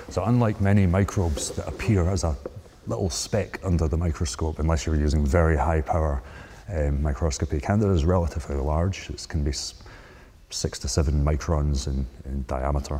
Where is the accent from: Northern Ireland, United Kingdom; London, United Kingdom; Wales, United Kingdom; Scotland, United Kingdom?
Scotland, United Kingdom; moved away; I'm originally from Scotland